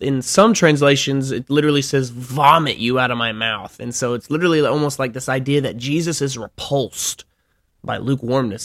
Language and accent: English; Alabama, United States; moved away; I'm from Alabama